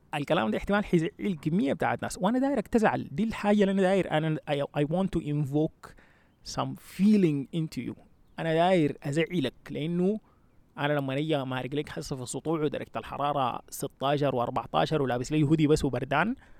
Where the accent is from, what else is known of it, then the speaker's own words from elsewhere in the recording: Sudan; moved away as an adult; now in United States; احنا في النهايه اصلا مرقنا من السودان عشان السودان طلطنا